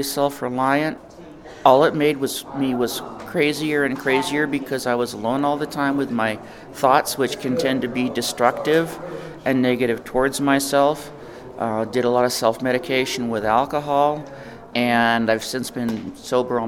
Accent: McIntosh, New Mexico, United States; I'm from McIntosh. It's east of the East Mountains.

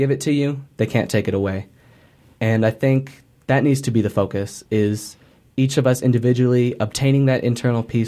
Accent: Illinois, United States; also born or lived in Colorado; now in Albuquerque, United States; I was born in the Chicago area, and I grew up in several places in Illinois

